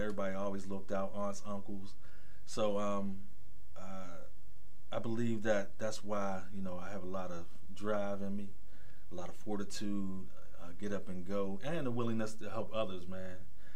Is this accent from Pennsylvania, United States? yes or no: yes; Braddock, Pennsylvania, United States; growing up in the Braddock area, North Braddock and Rankin